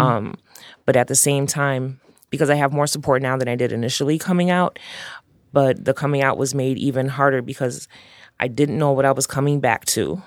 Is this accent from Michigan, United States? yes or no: no; Chicago, Illinois, United States; growing up in uptown, growing up in Chicago